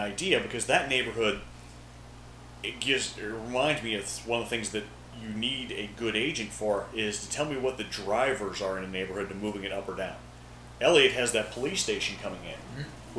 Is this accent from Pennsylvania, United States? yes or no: yes; Millvale, Pennsylvania, United States; I grew up in Millville across the river.